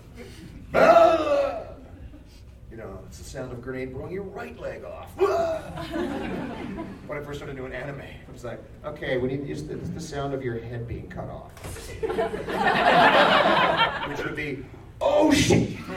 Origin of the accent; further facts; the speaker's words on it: Canada; as a Canadian, spent plenty of time in northern Alberta